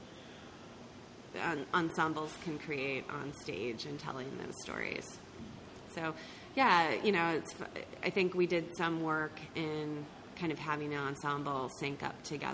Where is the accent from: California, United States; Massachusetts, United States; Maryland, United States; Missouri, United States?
Maryland, United States; moved away as an adult; also born or lived in Pennsylvania; I grew up in Maryland, but I moved to the D.C. area